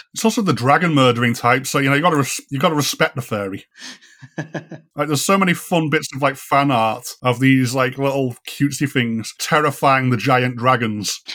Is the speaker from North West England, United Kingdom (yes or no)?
yes; Ormskirk, North West England, United Kingdom; moved away; where I grew up in Ormskirk in Lancashire